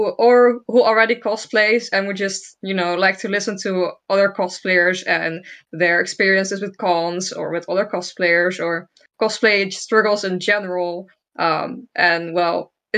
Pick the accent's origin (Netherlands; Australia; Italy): Netherlands; I'm also Dutch, and I'm 22 years old.